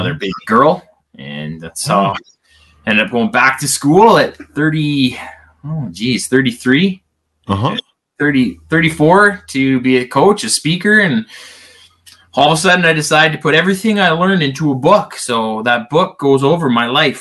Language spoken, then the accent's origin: English; Canada; I am Canadian, as you can probably tell when it says I play hockey